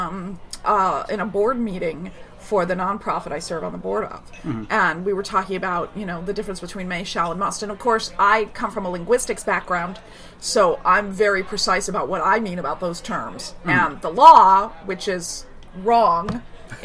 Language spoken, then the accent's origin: English; near the Berkshire Mountains, Massachusetts, United States; near my hometown